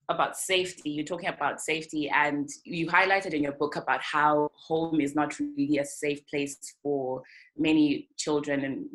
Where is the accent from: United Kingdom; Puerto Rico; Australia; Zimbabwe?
Zimbabwe; moved away; we're coming from Zimbabwe